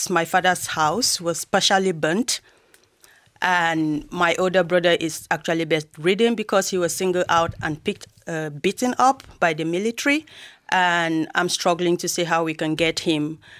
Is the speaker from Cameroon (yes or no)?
yes; Cameroon; moved away as an adult; now in Ireland; I'm actually from Southern Cameroons